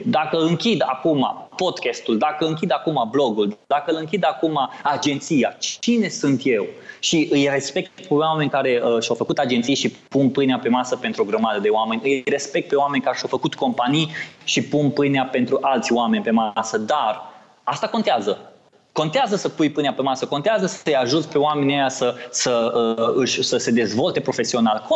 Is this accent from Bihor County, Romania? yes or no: yes; Oradea, Bihor County, Romania; din Oradea, de unde sunt eu